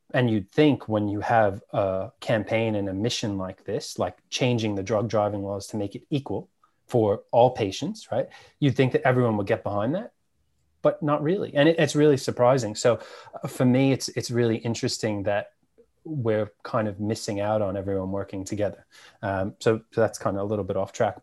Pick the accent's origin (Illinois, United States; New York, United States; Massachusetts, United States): New York, United States; New York City; born or raised there; moved away as an adult; now in Australia